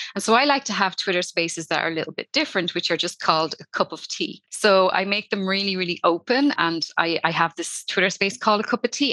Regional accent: Dublin, Leinster, Ireland; now in Wexford, Ireland; I'm from Dublin originally, but I moved down the countryside and I live by the sea.

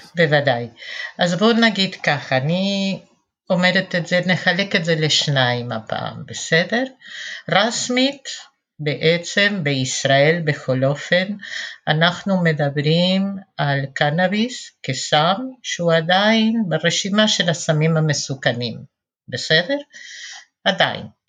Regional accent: Argentina; Hebrew is a second language; also born or lived in Western Galilee, Israel; now in Kfar Vradim, Israel; מבטא שלי, אני נולדתי בארגנטינה, גדלתי בתנועה של השומר הצעיר, מגיל ארבע כבר אפילו, ועליתי ארצה לקיבוץ

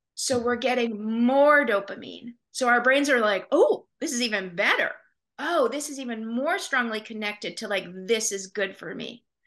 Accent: Portland, Maine, United States; I was born and raised here in Portland, um, and I still live in southern Maine

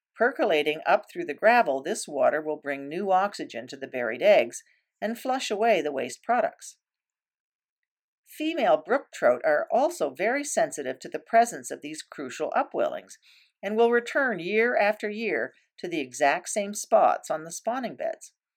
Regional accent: Canoe Lake, Ontario, Canada; I was growing up on Canoe Lake

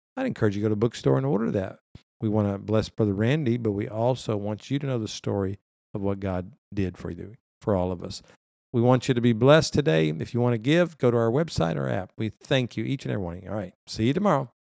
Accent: United States; we see this as Americans

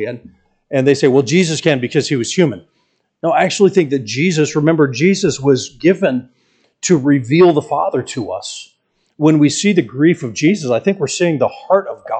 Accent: Atlanta, Georgia, United States; I'm from Atlanta

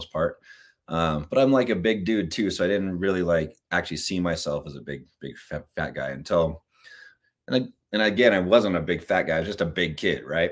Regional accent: California, United States; I'm from California

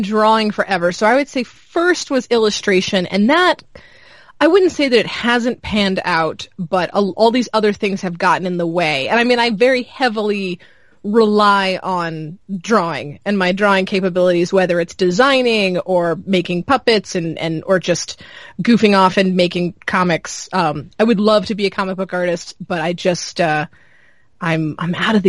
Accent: Charlotte, North Carolina, United States; moved away; I was born in Charlotte and I grew up in the suburbs of Charlotte.

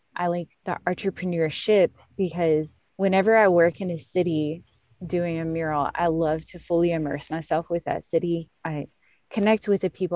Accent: Ohio, United States; moved away as an adult; now in Kentucky, United States; growing up in Ohio

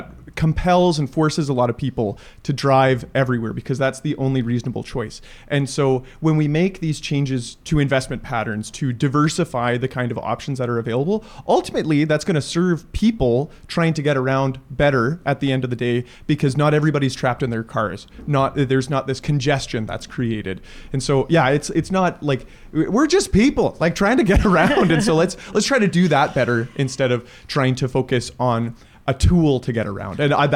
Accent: Leduc, Alberta, Canada; I grew up in Leduc. I have wonderful memories of riding bikes with my dad around Leduc

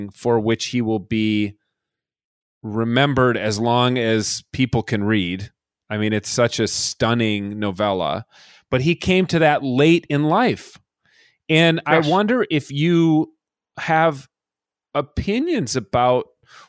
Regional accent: Minnesota, United States; as a Minnesotan at Dartmouth

